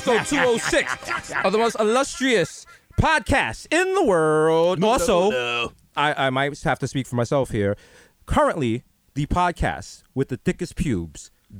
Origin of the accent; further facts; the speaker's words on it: New York City, New York, United States; we grew up in the Bronx and there were still mad Italians.